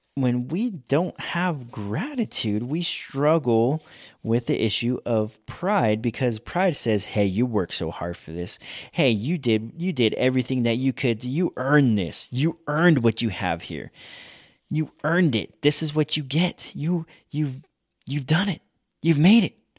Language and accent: English; United States; we are American